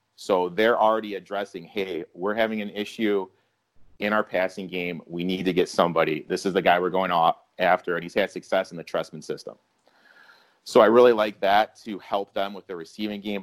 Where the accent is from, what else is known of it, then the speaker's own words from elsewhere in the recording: Mount Pleasant, Michigan, United States; I grew up in the hotbed of Mount Pleasant, Michigan